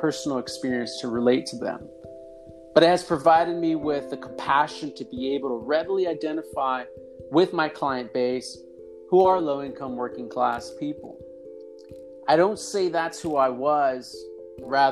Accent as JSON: {"language": "English", "town": "Los Angeles", "region": "California", "country": "United States", "tie": "born or raised there", "also_born_or_lived": "Santa Barbara", "said": "I was born and raised in Cypress Park"}